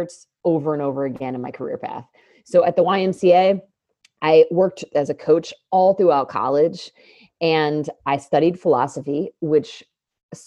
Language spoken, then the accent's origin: English; United States; my brother and I growing up in the United States